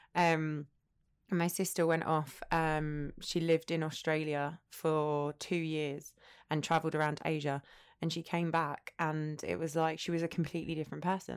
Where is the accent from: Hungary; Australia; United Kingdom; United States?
United Kingdom; Essex, East of England; moved away as an adult; also born or lived in North London; now in United Arab Emirates; grew up in Essex, went to Essex University